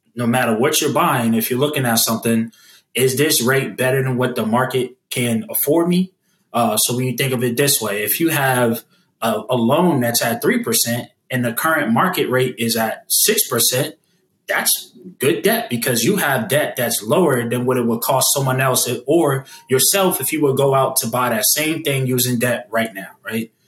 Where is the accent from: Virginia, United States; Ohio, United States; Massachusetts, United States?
Massachusetts, United States; Boston; now in Atlanta, United States; my hometown of Boston